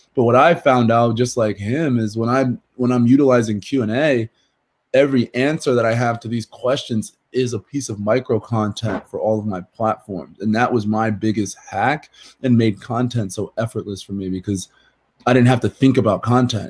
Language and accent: English; New Jersey, United States; I'm from South Jersey